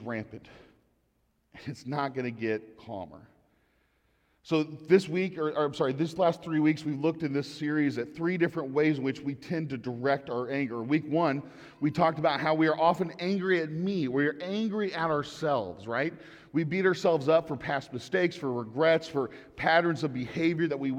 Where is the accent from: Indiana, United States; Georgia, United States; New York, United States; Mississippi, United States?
Indiana, United States; Indianapolis; moved away; growing up in Indianapolis